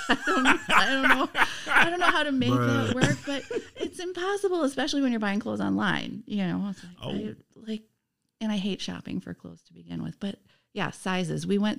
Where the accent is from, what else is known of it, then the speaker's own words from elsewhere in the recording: Nisita, Wisconsin, United States; I was born in Nisita, Wisconsin. I don't know if anyone knows where Nisita is.